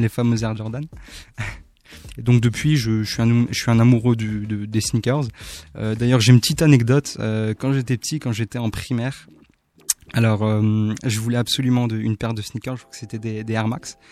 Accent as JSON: {"language": "French", "town": "Haguenau", "region": "Grand Est", "country": "France", "said": "le centre socio-culturel de, mon quartier, donc de là où je viens, de Waguenau"}